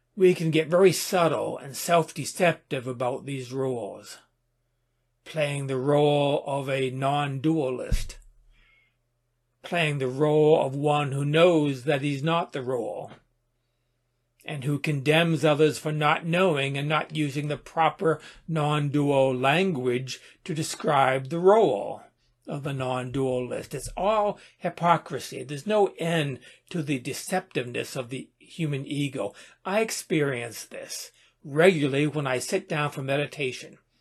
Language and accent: English; United States; I am an American